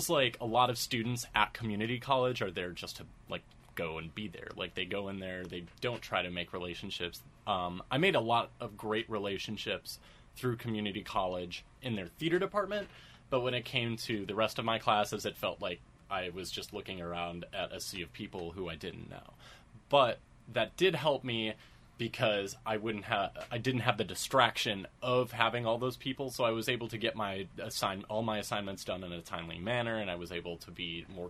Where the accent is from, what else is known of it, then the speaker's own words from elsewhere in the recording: Chicago area, Illinois, United States; I took a lot of classes, through a small studio in my hometown and at the Old Town School of Folk Music in downtown Chicago.